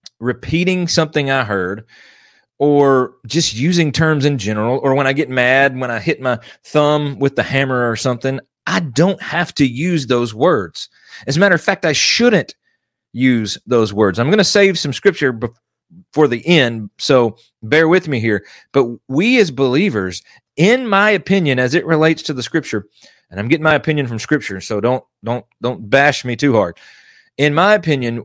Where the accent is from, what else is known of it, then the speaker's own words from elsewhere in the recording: United States; As an American